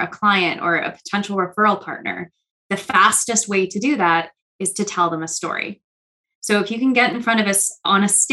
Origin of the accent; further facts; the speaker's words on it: New York City, New York, United States; I'm from New York City and I talk fast already